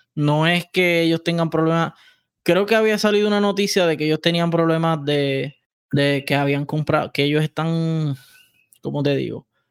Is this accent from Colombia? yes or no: no; Puerto Rico; por el territorio somos centroamericanos y caribe